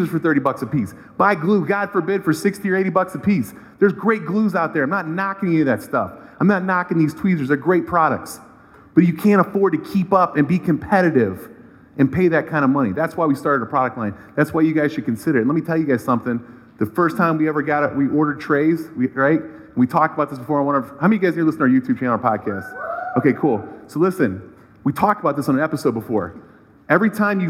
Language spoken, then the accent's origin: English; Cleveland, Ohio, United States; I'm from Cleveland. I'm a proud local Cleveland guy